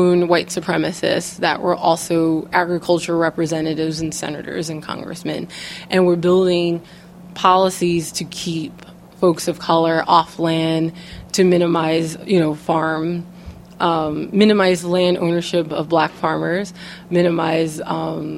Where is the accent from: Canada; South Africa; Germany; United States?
United States; New York; being a woman of color, growing up in New York